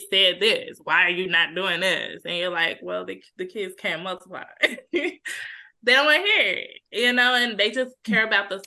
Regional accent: Cedar Hill, Texas, United States; I grew up in Cedar Hill.

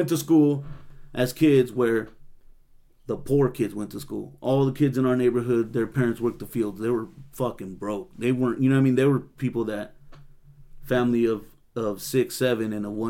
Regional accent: Salinas, California, United States; growing up in Salinas

